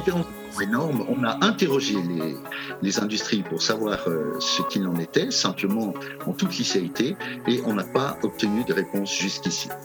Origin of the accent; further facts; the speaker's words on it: Switzerland; chez nous en Suisse